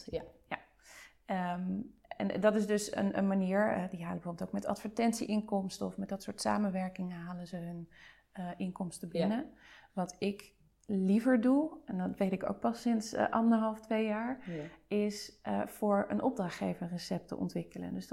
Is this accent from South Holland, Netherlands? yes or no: yes; De Lier, South Holland, Netherlands; ik kom uit het Westland. Ik kom uit de Lier.